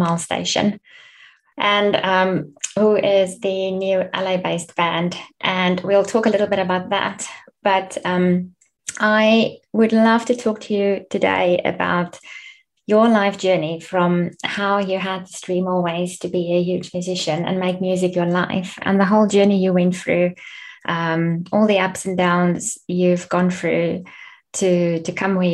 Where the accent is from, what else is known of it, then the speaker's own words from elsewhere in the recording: Bloemfontein, Free State, South Africa; moved away; also born or lived in London; from Bloemfontein